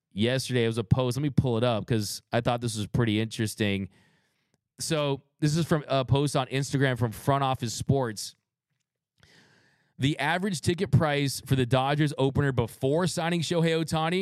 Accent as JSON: {"language": "English", "region": "West Coast", "country": "United States", "said": "I'm from the West Coast"}